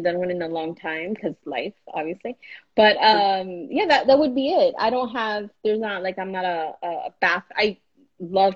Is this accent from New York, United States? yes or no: no; Miami, Florida, United States; accent: Miami; my Miami accent